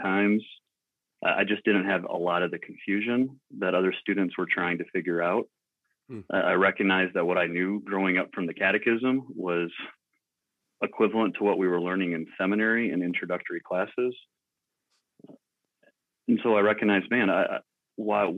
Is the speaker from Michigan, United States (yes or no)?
yes; West Michigan, United States; moved away as an adult; now in Inwood, Iowa, United States; I grew up in West Michigan